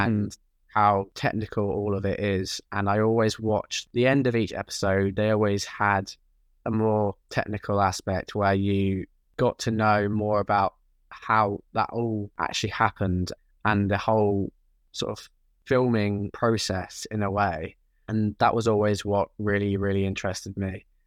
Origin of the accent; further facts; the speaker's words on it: Norwich, East of England, United Kingdom; moved away as an adult; now in London, United Kingdom; I am originally from Norwich, and I always lived there until I moved to London for uni